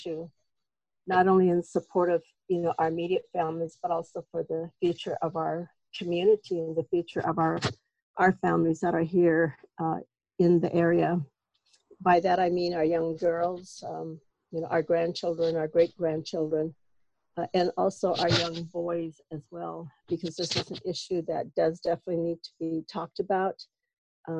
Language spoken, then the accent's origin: English; White Swan, Washington, United States; I'm from White Swan here in the Yakima Reservation.